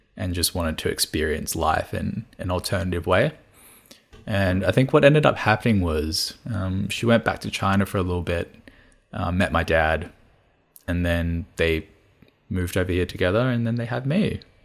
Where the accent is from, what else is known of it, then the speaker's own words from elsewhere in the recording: Melbourne, Victoria, Australia; first language Cantonese; English is a second language; growing up here